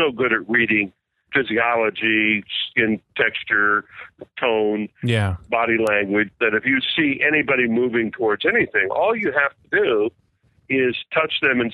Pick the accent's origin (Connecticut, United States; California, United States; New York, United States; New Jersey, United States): Connecticut, United States; Westport; born or raised there